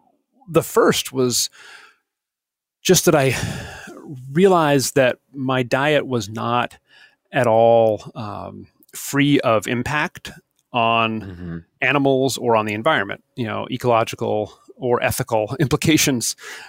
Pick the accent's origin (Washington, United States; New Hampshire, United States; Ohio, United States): New Hampshire, United States; also born or lived in Vermont; I grew up not hunting. I grew up fishing in New Hampshire and some in Vermont.